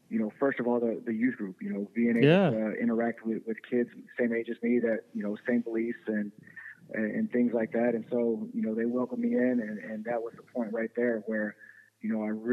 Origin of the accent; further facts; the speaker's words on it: Seagraves, Texas, United States; moved away as an adult; also born or lived in San Angelo, Texas; now in Conroe, United States; I grew up in West Texas, a little town called Seagraves, about 60 miles south of Lubbock